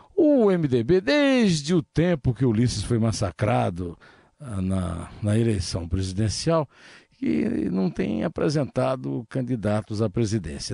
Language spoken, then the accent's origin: Portuguese; Northeast Region, Brazil; é um estado nordestino, também sou nordestino